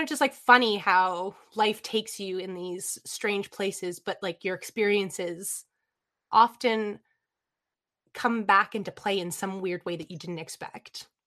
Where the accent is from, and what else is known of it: Lansdowne, Ontario, Canada; born or raised there; also born or lived in Toronto, Ontario, Canada